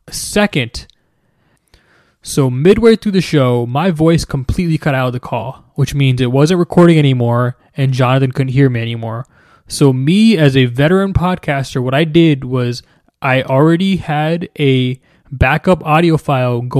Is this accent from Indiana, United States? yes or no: no; New Jersey, United States; moved away as an adult; now in Houston, United States; I grew up in New Jersey.